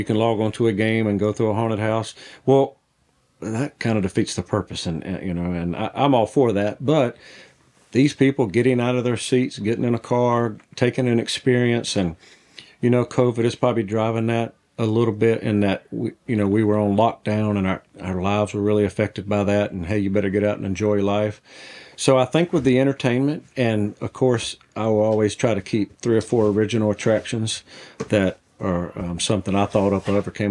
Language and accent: English; the South, United States; I grew up in the South